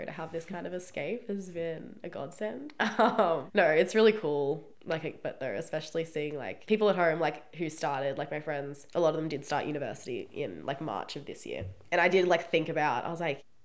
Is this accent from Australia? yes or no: yes; Australia